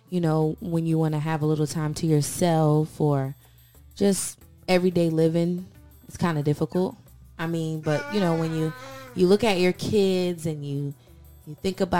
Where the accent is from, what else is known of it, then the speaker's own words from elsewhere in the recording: St. Petersburg, Florida, United States; I'm from St. Petersburg, Florida, but I've kind of lived in a couple different states growing up.